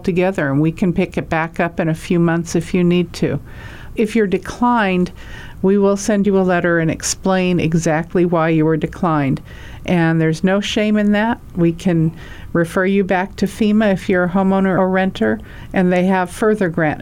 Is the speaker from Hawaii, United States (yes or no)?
yes; Hawaii, United States; I'm from Hawaii